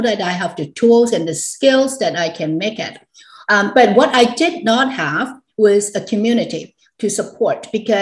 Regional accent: Hong Kong; born or raised there

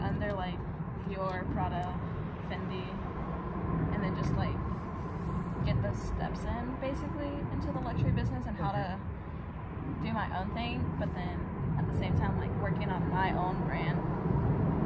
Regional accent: Weatherford, Texas, United States; also born or lived in North Dakota; I'm from North Texas, DFW area. from Weatherford. It's a small town. West of Fort Worth

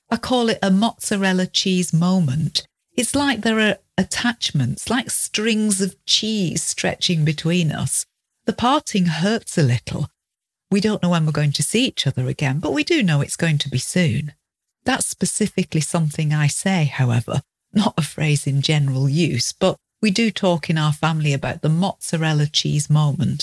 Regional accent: United Kingdom; we're British

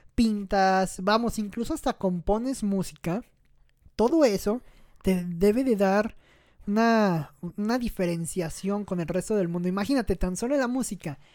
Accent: Mexico; como mexicano

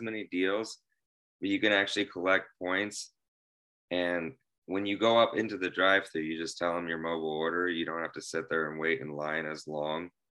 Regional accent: Bloomington, Illinois, United States; I'm from Bloomington, Illinois, and, uh, I am still here in Bloomington, Illinois.

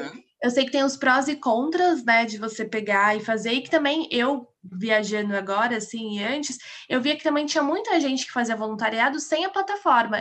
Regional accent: São Paulo, Brazil; eu sou de São Paulo

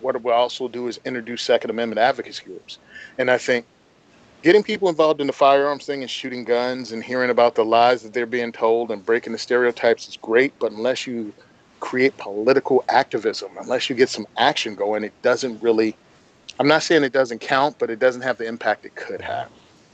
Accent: Southwest Virginia, United States; I'm from Southwest Virginia, grew up on a farm in the country where guns were just a part of life

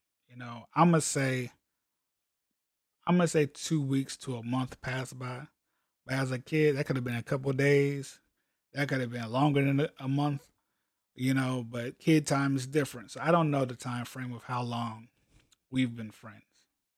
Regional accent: Columbia, South Carolina, United States; also born or lived in Hawaii; So I'm like 6, 7 years old, something like that. We're moving from Hawaii to South Carolina. We moved from Hawaii to Columbia, South Carolina

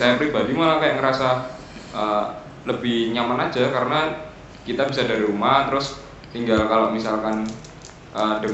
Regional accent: Surakarta, Central Java, Indonesia; now in Karanganyar, Indonesia; tahu saya asli Solo mas

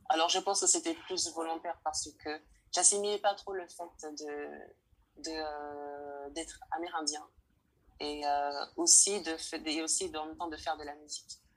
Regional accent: French Guiana; je suis originaire de Guyane française, un département

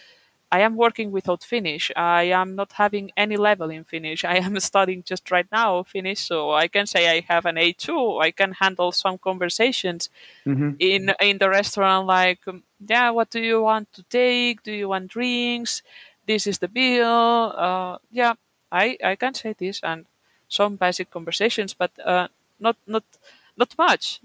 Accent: Catalonia, Spain; first language Catalan; English is a second language; now in Kuopio, Finland; I come from my region. It's Catalonia, which is a region in Spain

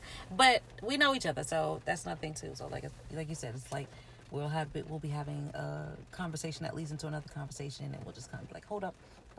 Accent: New York City, New York, United States; I grew up in New York City

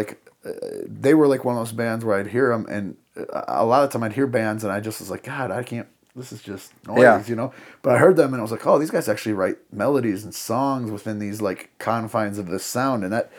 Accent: Madison, South Dakota, United States; I grew up in Madison, South Dakota, so town of about 6,000 people

